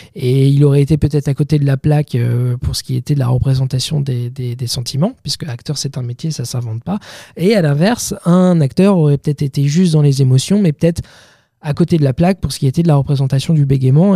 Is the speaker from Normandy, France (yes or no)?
yes; Bayeux, Normandy, France; moved away as an adult; now in Paris, France; je suis originaire de Normandie, Bayeux, dans le Calvados. après mon bac, je suis venu sur Paris